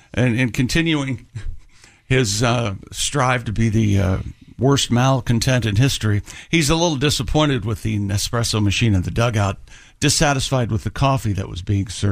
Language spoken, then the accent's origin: English; New York, United States; born there; I was born in New York. I don't know anything about the Italians.